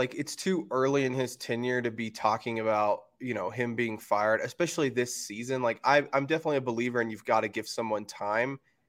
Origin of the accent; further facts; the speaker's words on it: Oklahoma, United States; growing up in Oklahoma, it's Thunder or Die.